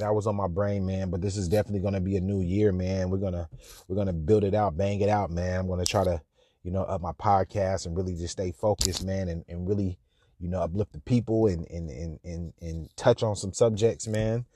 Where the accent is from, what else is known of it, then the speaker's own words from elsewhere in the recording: Sacramento, California, United States; I'm from Sacramento